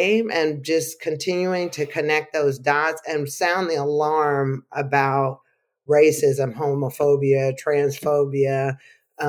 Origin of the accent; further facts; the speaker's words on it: Arkansas, United States; now in North Carolina, United States; I'm a Southerner through and through. I'm originally from Arkansas.